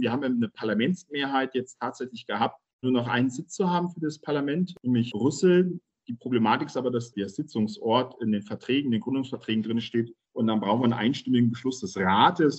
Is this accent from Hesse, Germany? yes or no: yes; Schwalmstadt, Hesse, Germany; Ich bin in, in Ziegenhain geboren und hier aufgewachsen